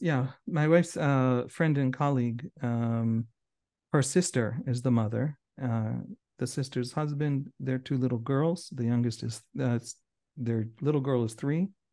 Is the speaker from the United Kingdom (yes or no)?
no; Israel; us Israelis